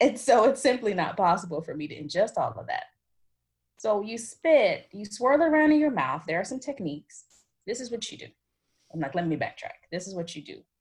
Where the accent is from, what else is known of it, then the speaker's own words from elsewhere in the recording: United States; moved away as an adult; now in France; I am American